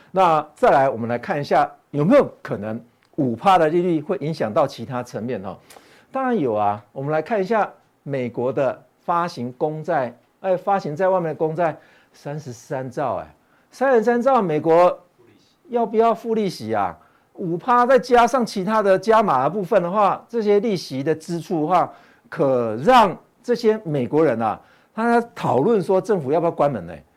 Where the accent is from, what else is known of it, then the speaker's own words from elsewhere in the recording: Taiwan; 我们台湾人